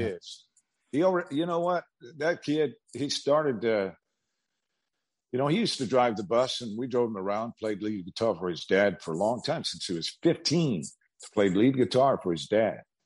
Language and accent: English; Bakersfield, California, United States; also born or lived in Kansas / Los Angeles; happy in my hometown with my friends